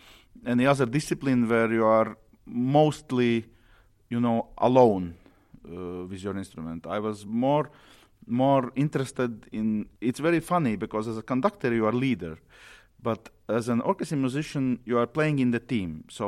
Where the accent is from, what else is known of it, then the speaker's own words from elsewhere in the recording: Riga, Latvia; I'm a conductor from Latvia, from Riga, and I'm 40 years old